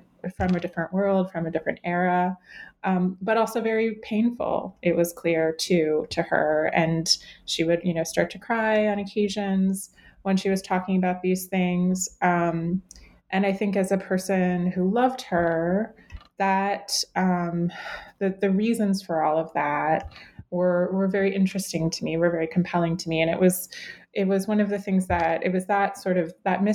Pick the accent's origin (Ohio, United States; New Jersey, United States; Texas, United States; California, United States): Ohio, United States; Cleveland; I grew up in Cleveland, Ohio